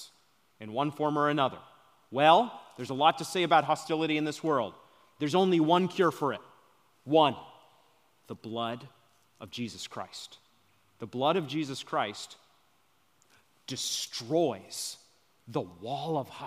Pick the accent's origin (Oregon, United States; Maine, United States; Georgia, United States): Maine, United States; moved away; I'm from Maine